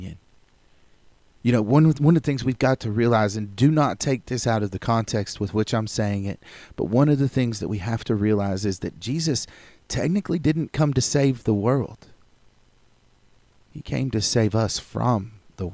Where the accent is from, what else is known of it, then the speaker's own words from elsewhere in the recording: United States; I am proud to be an American as an American citizen.